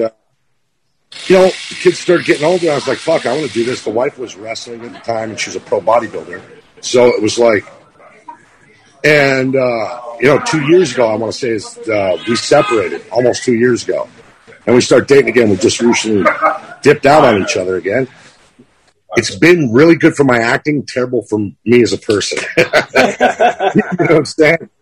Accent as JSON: {"language": "English", "town": "Quincy", "region": "Massachusetts", "country": "United States", "tie": "born or raised there", "also_born_or_lived": "Minnesota", "moved": "yes", "lives_now": "California, United States", "said": "I'm from Quincy, Mass. Fucking Boston, born and bred"}